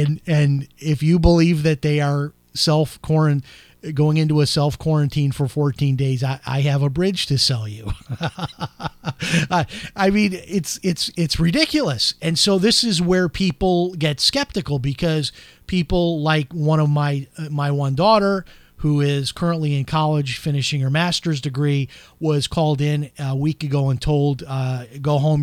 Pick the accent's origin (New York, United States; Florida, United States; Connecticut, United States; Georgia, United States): Florida, United States; my home state of Florida